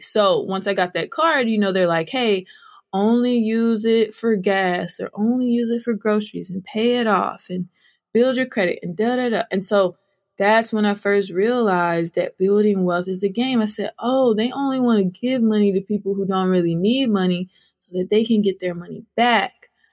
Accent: outside of Sacramento, Northern California, United States; I grew up in Northern California, outside of Sacramento on a thousand acre ranch

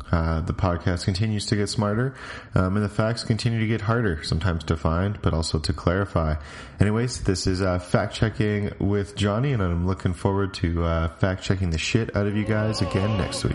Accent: Canada; I'm Canadian

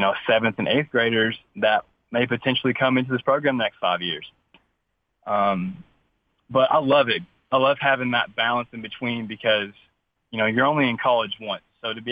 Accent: Bowling Green, Kentucky, United States; moved away as an adult; now in Tennessee, United States; I'm originally from Bowling Green, Kentucky

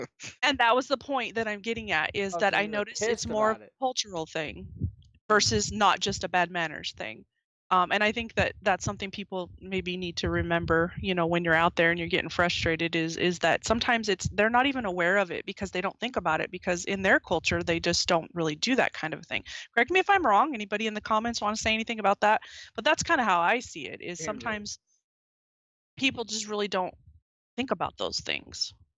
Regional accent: the South, United States; born there; I was born in the South, but I don't speak like that.

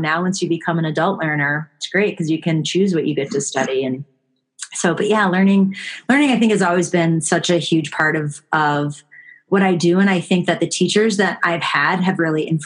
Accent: Buffalo, New York, United States; I grew up in Buffalo, New York.

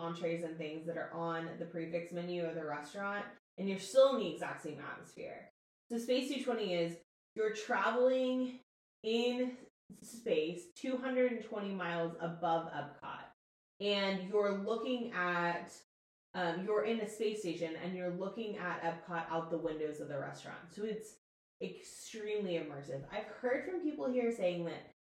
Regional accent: Texas, United States; we're from Texas and we have barbecue

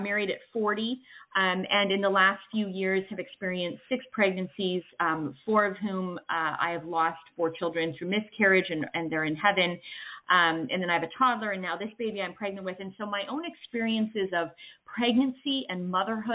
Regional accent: Canada; moved away as an adult; now in United States; I'm originally from Canada. I now live in the States

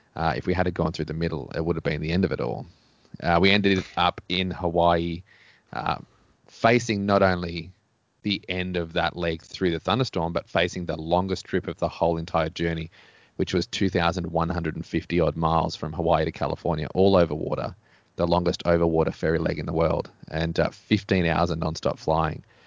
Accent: Australia; as an Australian kid

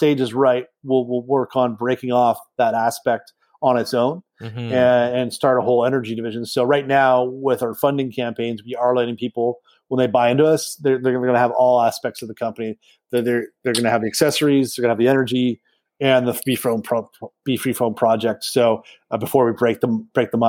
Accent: Canada; as a Canadian

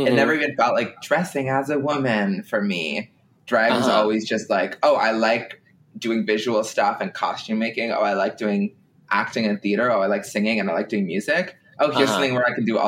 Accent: Ottawa, Ontario, Canada; moved away as an adult; now in Toronto, Canada; I'm from Ottawa

